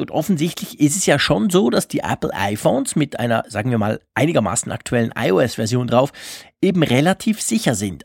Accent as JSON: {"language": "German", "country": "Switzerland", "said": "bei uns in der Schweiz, in Bern"}